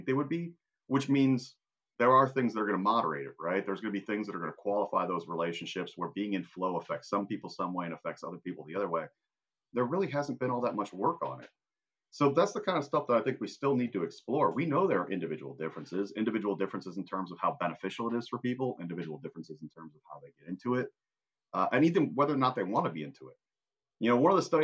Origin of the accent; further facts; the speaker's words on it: Indiana, United States; I'm from Indiana